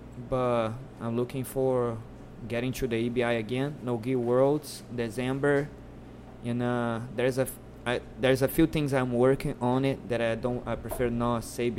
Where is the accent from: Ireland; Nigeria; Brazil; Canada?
Brazil; moved away; But I came in like higher belt than him when I came from Brazil.